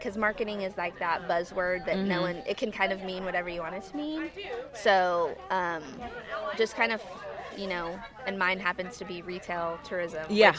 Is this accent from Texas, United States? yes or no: yes; Waxahachie, Texas, United States; moved away as an adult; I grew up in Waxahachie, which is just south of Dallas.